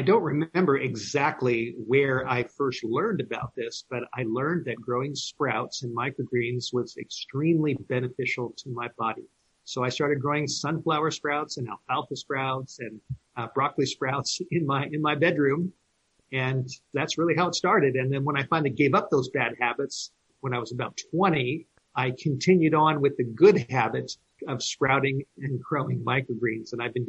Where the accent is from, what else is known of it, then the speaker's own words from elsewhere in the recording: Los Angeles, California, United States; I grew up in the Hollywood Hills of Southern California.